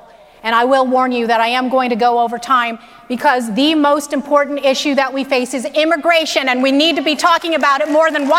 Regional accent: United States; I identify as an American, a proud, unhyphenated, unapologetic, fully assimilated American.

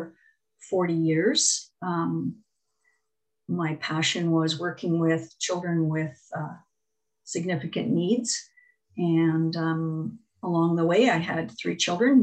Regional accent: Ontario, Canada; also born or lived in Quebec / New Brunswick; now in Medicine Hat, Canada; I grew up in Ontario and then moved to Quebec, but I went to university in New Brunswick.

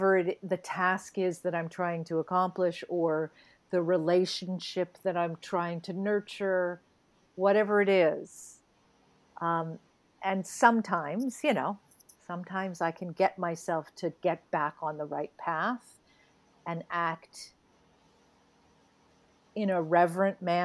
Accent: New England, United States; so I grew up in New England

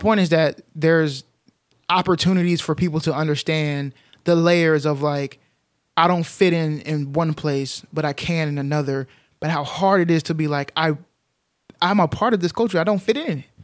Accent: Dalworthington Gardens, Texas, United States; I grew up in Dalworthington Gardens, Texas

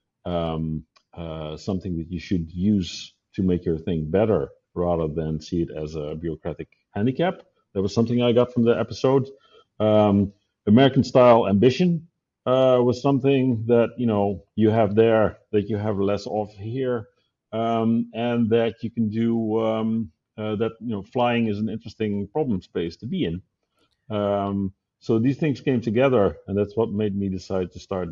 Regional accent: Netherlands; moved away as an adult; also born or lived in Zurich, Switzerland / Hawthorne, California; now in Switzerland; I moved from Zurich, from the Netherlands, where I was born and raised, to Zurich in Switzerland when Google opened an office there back in 2005.

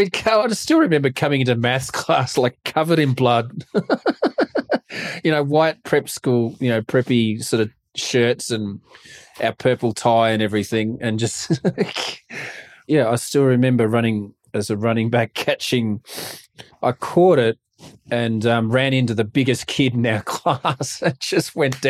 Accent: Australia; moved away as an adult; As an Aussie, not knowing much about the game and now being here 10 years

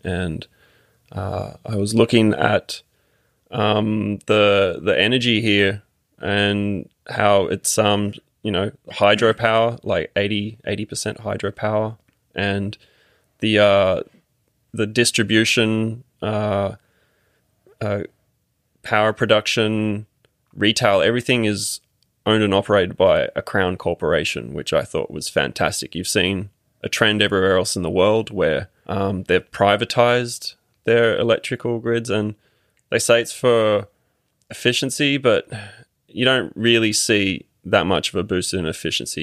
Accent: Sydney, New South Wales, Australia; moved away as an adult; also born or lived in Quebec; now in Canada; I grew up in Sydney

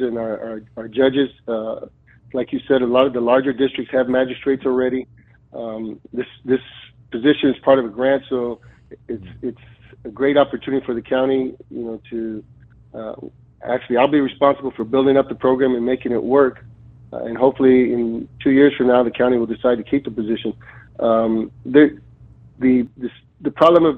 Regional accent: Edinburg, Texas, United States; moved away as an adult; now in McAllen, United States; I'm originally from Edinburg, been in McAllen the last 33 years

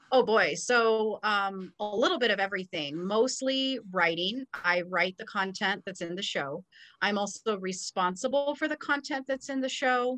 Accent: Southern California, United States; moved away as an adult; also born or lived in West Texas; growing up in Southern California and attending Cal State Fullerton, I didn't really live far away from home

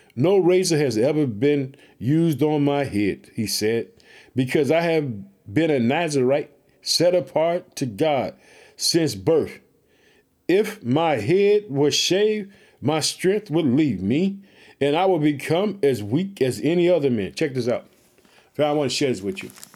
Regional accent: Illinois, United States

